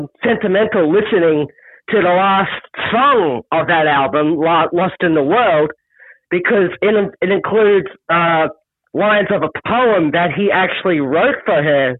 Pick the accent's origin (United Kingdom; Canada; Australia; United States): Australia; Mooroolbark, Victoria; I was raised in Muralbark, which I guess in a sense is like a swamp.